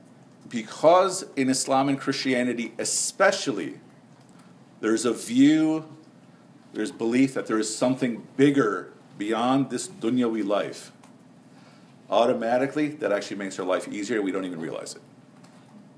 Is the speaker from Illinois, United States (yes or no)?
yes; Chicago, Illinois, United States; also born or lived in Karachi; When I was a Muslim kid growing up in Chicago